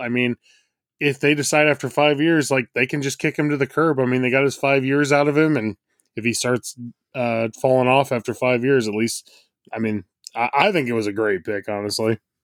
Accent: Nebraska, United States; I'm from Nebraska

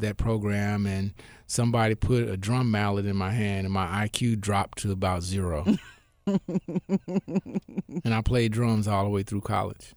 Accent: Memphis, Tennessee, United States; I grew up in Memphis and I grew up wherever my father was stationed in the military

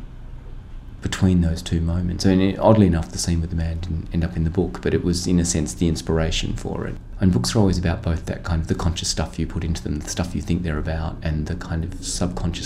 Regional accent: Australia; as an Australian

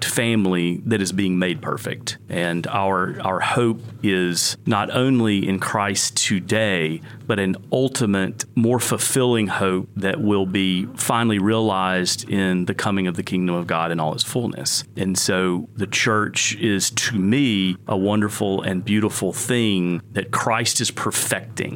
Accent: Gadsden, Alabama, United States; also born or lived in Birmingham, Alabama; now in Collierville, United States; Gadsden's in the northeast part of the state. It's about an hour from Birmingham, and was a great place to grow up

